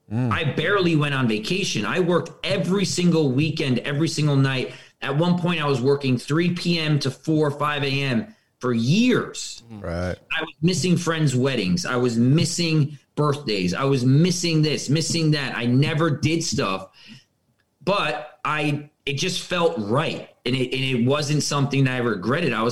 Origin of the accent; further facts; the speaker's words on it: Westchester, New York, United States; I was born and raised in Westchester, New York.